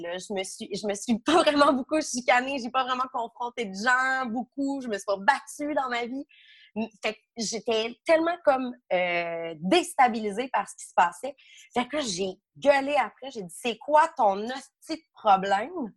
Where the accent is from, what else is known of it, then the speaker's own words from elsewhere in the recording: Beauce-Sud, Quebec, Canada; dans Beauce-Sud, là d'où je viens.